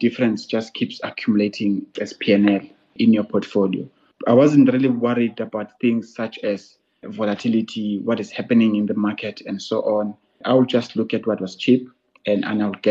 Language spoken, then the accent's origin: English; Ntlabane, northern KwaZulu-Natal, South Africa; also born or lived in Mtubatuba; I grew up in northern KZN by the coast in a small village called Ntlabane